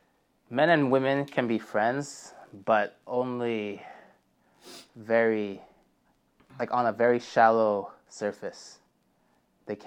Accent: Malaysia; Yes, that is for sure. Malaysian proud.

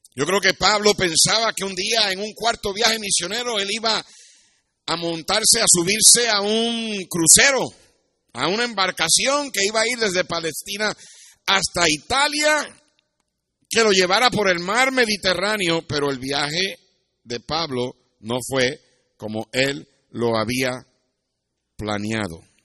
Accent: Puerto Rico; moved away as an adult; also born or lived in United States; cuando yo me fui de Puerto Rico a los 17 años

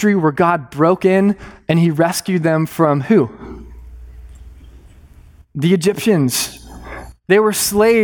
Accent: Arizona, United States; Arizona, that's my home state

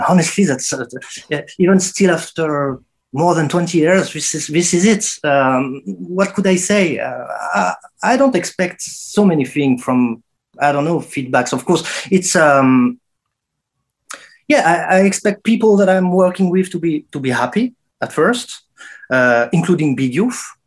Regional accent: Saint-Étienne, Auvergne-Rhône-Alpes, France; my hometown, Saint Etienne

